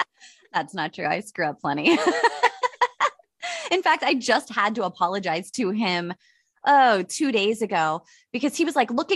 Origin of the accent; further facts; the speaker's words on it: Pittsburgh, Pennsylvania, United States; I'm 39 years old. I'm from Pittsburgh.